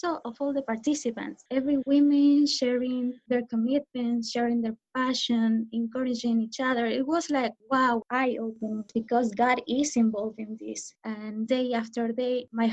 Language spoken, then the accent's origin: English; Argentina; moved away as an adult; I'm from Argentina